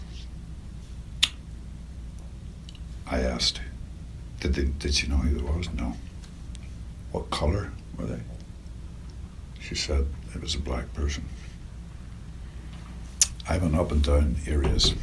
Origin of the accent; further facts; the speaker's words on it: Northern Ireland, United Kingdom; I grew up in Northern Ireland in the Troubles